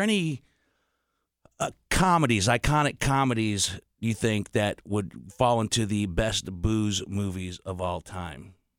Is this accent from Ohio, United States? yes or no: yes; Steubenville, Ohio, United States; we're both from Steubenville, Ohio